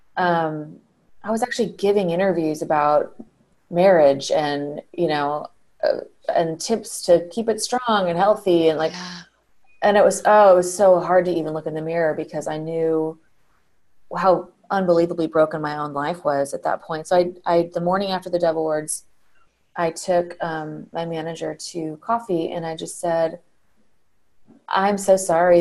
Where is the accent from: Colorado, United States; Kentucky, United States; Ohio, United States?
Colorado, United States; Colorado Springs; moved away; I grew up in Colorado Springs, um, and I just took my kids back there uh, last week to visit still very much feels like home to me